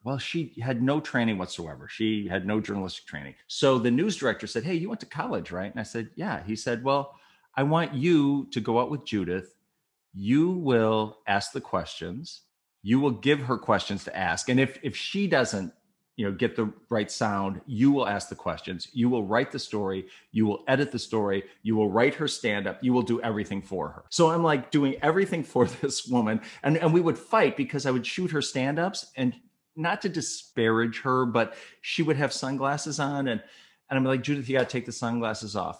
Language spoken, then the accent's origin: English; Saint Paul, Minnesota, United States; moved away as an adult; also born or lived in Bismarck, North Dakota; I'm from Saint Paul, Minnesota.